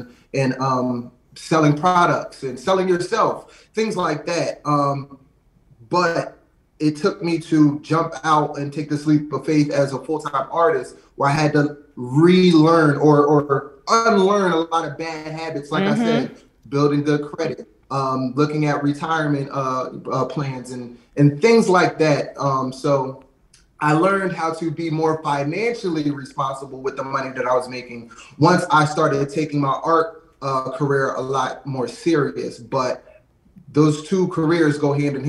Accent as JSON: {"language": "English", "town": "Lansdowne", "region": "Pennsylvania", "country": "United States", "tie": "born or raised there", "said": "grew up in a small suburb, like right outside of West Philly, in Lansdowne"}